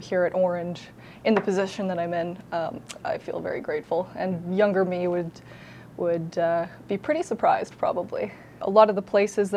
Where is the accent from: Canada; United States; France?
Canada; Northern Ontario; also born or lived in Orillia; I grew up in Northern Ontario